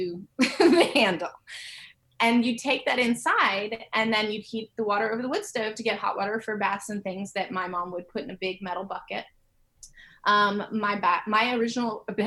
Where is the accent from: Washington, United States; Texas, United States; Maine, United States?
Maine, United States; now in Nashville, United States; I grew up in a very small town in Maine